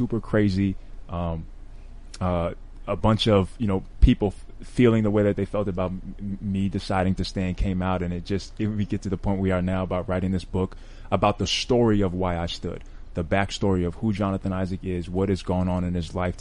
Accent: New York City, New York, United States; also born or lived in Florida; now in Orlando, United States; I grew up in Bronx, New York.

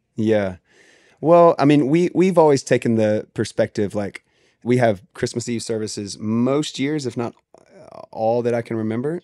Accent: the South, United States; I grew up in the South

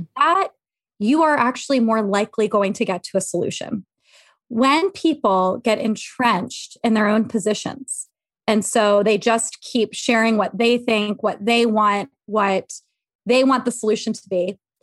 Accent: Havre de Grace, Maryland, United States; now in Philadelphia suburbs, United States; I am from Havre Grace, Maryland, but I live in the suburbs of Philly now

